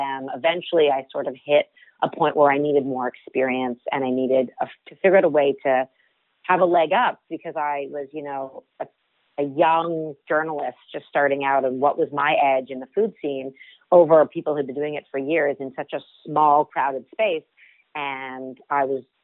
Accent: Toronto, Ontario, Canada; I grew up in Toronto, Canada, and my mom ran a cooking school out of our home when I was a child

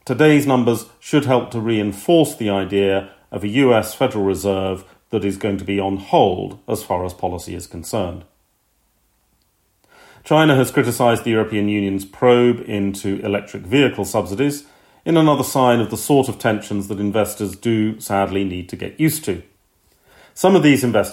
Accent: United Kingdom; being British

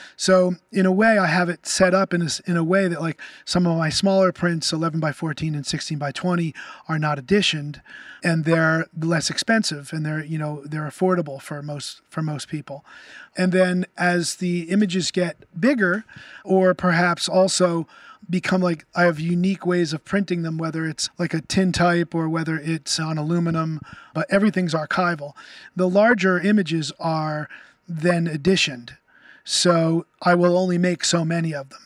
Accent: Toms River, New Jersey, United States; I grew up in Tom's River.

